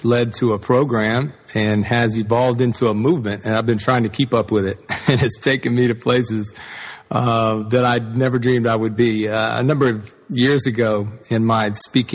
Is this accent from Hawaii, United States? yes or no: no; Atlanta, Georgia, United States; I grew up in the South and in Atlanta and the civil rights movement.